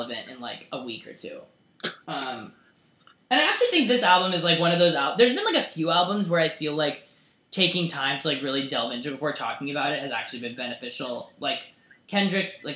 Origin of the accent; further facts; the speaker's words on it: United States; I'm an American